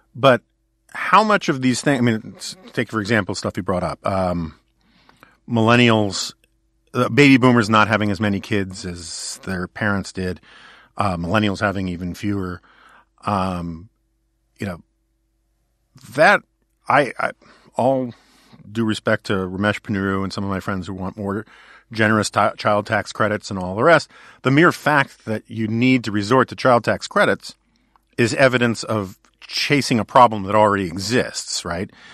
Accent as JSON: {"language": "English", "town": "New York City", "region": "New York", "country": "United States", "tie": "born or raised there", "said": "I grew up in New York City where I had a lot of options"}